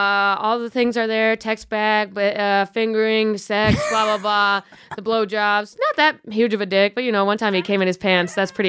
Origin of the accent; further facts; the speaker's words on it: Buffalo, New York, United States; now in New York, United States; I'm from Buffalo.